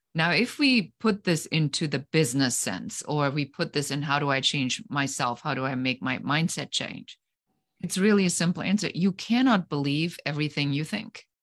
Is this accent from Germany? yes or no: yes; Germany; moved away as an adult; now in United States; I am originally from Germany, so I am an immigrant uh, living currently